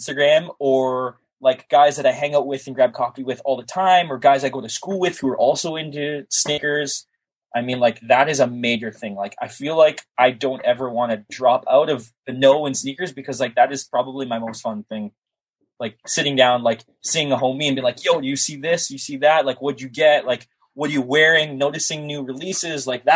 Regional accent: Toronto, Ontario, Canada; I'm not from the city. I'm from Toronto, for people who don't know. I live just north of the city in the GTA

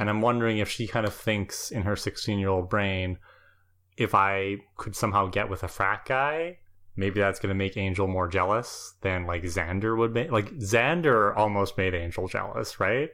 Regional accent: Canada; as a Canadian

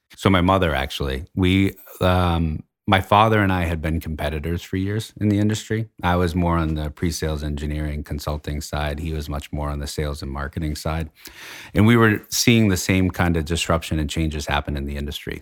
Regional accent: Litchfield, New Hampshire, United States; I grew up in Litchfield, New Hampshire

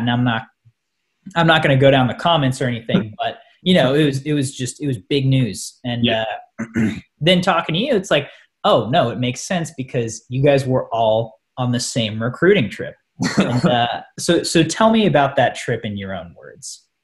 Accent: Columbia, Missouri, United States; I'm from a college town. I'm from Columbia, Missouri, where Mizzou is

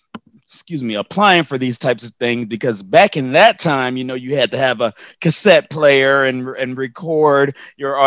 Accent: Orangeburg, South Carolina, United States; moved away; I'm from Orangeburg, South Caro

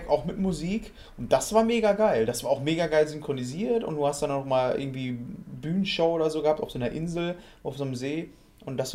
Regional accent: Waltrop, North Rhine-Westphalia, Germany; als Waldropper, als gebürtiger Waldropper

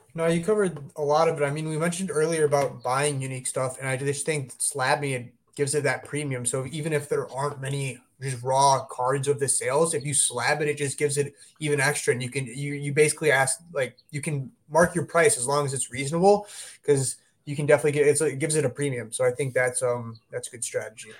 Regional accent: Glenview, Illinois, United States; I live in, uh, my hometown is, uh, Glenview. So, it's, it's a suburb of Chicago

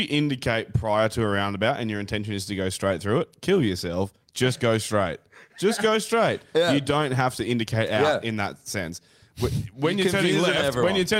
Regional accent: Brisbane, Queensland, Australia; I'm from Brisbane, happy face.

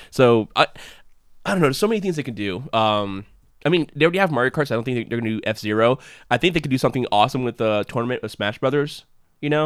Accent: United States; as an American citizen

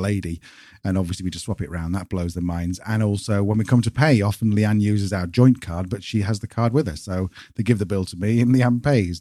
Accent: United Kingdom; moved away as an adult; now in Spain; British people coming to Spain

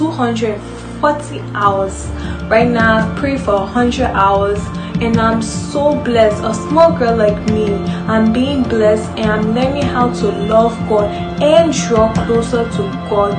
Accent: Liberia; I'm from Liberia

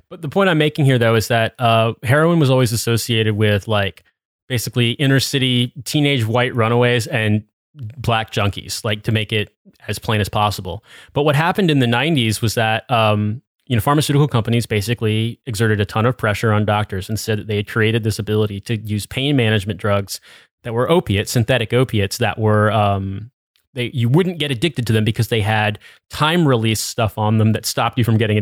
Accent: Midwest, United States; growing up in the Midwest

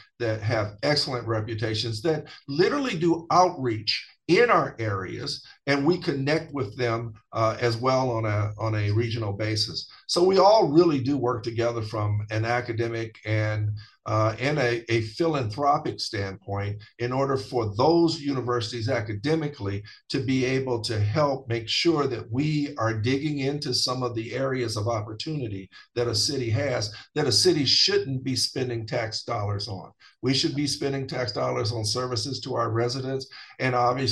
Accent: Elkhart, Indiana, United States; I went to elementary, middle school, and high school here

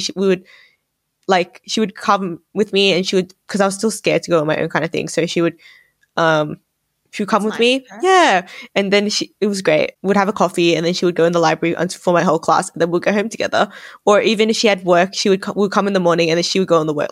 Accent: Australia; my identity as Asian Australian

